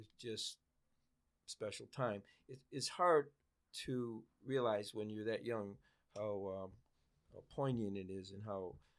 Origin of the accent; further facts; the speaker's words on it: Maple Heights, Ohio, United States; growing up in Maple Heights at that time, wrestling was big.